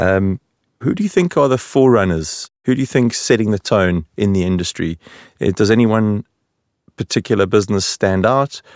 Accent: South Africa; now in Sweden; the South African in the room

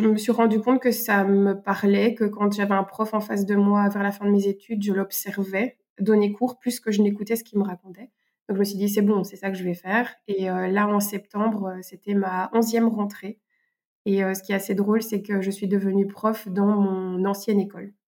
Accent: Belgium; accent: Belgian; Je suis professeur de français, euh, on va dire, euh, dans la vraie vie, euh, en Belgique. Peut-être que ben, mon accent se, montrera

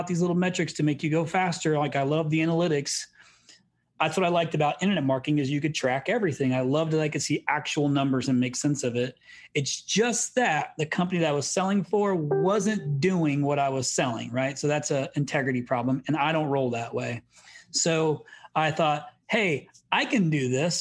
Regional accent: Indiana, United States; I grew up country. Like I grew up on a farm. I'm from Indiana.

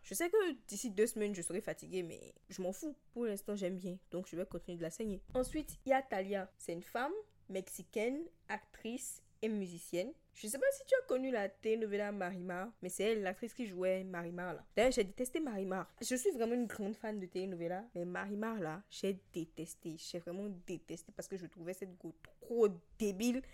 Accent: Benin; Je suis béninoise, j'ai grandi avec tes parents, tous les deux béninois et chrétiens

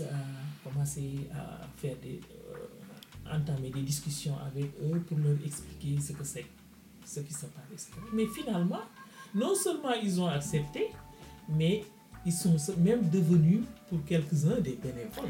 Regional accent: Senegal; moved away as an adult; now in Paris, France; je suis du Sénégal

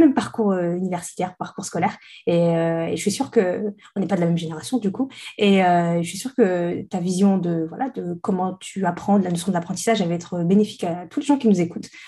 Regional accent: the Nord, Hauts-de-France, France; moi, je viens du Nord. Mhm. Et donc, nous notre pays frontalier, c'est la Belgique.

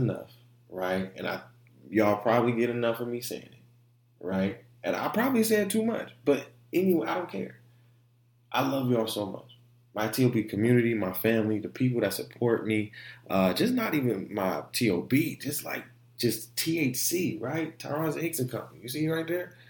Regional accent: Orlando, Florida, United States; also born or lived in Detroit; I'm from Orlando. You know, I was born in Orlando

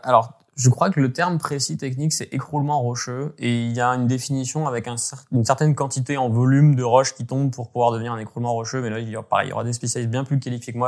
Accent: Gap, Provence-Alpes-Côte d'Azur, France; J'ai grandi dans les Hautes-Alpes

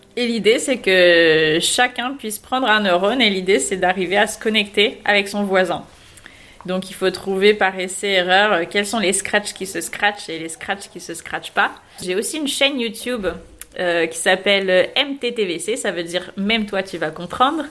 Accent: south of France, France; moved away as an adult; now in Paris, France; je viens du sud de la France. Il y a une dizaine d'années, je suis venue euh, à Paris

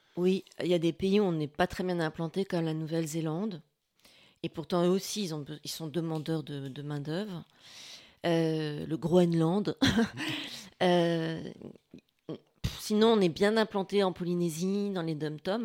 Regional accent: northern France, France; moved away as an adult; also born or lived in Paris; now in Assas, France; je suis du, du, nord. Et je me sentais un peu expatriée en arrivant de Paris.

